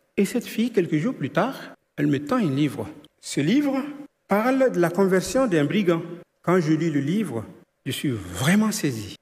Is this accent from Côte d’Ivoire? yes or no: yes; Côte d’Ivoire; je suis né en Côte d'Ivoire, dans une famille animiste